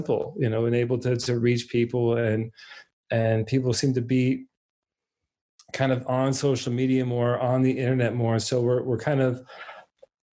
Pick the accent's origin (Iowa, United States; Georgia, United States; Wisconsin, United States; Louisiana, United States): Georgia, United States; Alpharetta; also born or lived in Minnesota; I'm actually originally from Minnesota, very, you know, the cold north. When I was three, we moved down to Atlanta in Alpharetta area